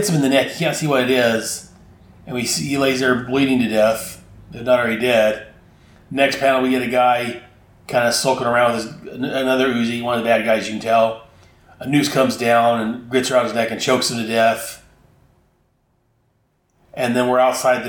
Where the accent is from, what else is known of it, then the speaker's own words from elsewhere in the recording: United States; being an American